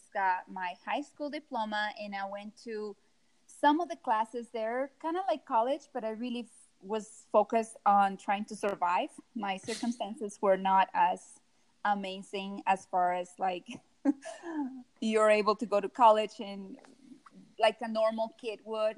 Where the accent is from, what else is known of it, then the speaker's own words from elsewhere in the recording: Costa Rica; also born or lived in Canada; now in Utah, United States; I immigrated from Costa Rica to Canada first, and I lived there for 7 years